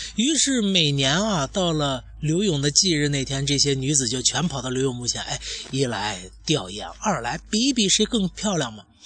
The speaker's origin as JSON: {"language": "Chinese", "country": "China", "said": "我们中国人"}